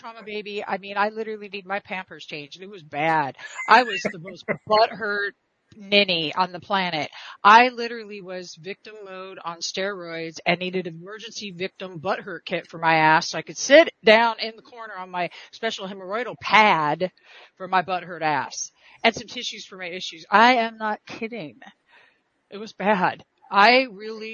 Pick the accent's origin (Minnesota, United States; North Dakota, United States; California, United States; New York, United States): California, United States; I'm from California